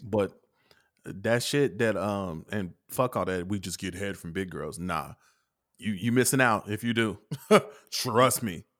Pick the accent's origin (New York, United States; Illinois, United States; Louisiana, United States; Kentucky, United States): Kentucky, United States; I'm from Kentucky.